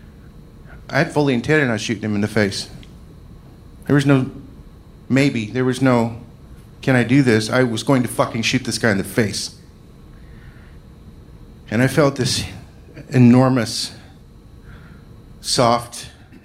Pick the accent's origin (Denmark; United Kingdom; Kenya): United Kingdom; Scotland; I'm Scottish